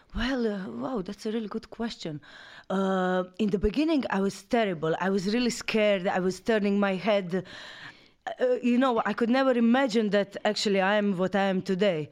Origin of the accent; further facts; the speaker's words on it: Croatia; moved away as an adult; also born or lived in Amsterdam / Paris; I'm from Croatia